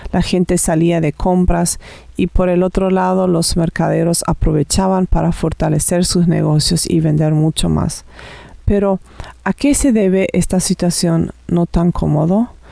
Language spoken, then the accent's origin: Spanish; Paraguay; now in Canada; vivo aquí en Canadá, pero originalmente soy de Paraguay.